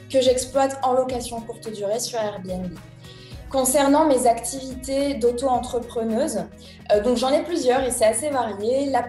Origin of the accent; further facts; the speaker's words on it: Issoudun, Centre-Val de Loire, France; moi je suis née à Issoudun, c'est une toute petite ville dans le centre de la France en 1990, donc j'ai 31